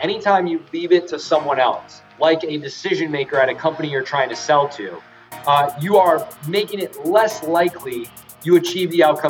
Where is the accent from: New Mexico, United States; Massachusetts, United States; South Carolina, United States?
New Mexico, United States; Albuquerque; also born or lived in San Diego, California / Boston; So I was born in San Diego, California. I lived there till I was six. Then I moved across the country to just outside of Boston, where I was for another 6 years, from 6 to 12. But I tell people I grew up in Albuquerque, New Mexico, 12 to 18